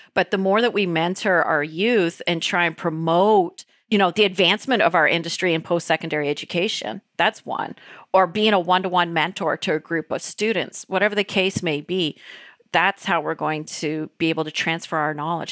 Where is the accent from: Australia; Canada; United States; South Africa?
Canada; As a Canadian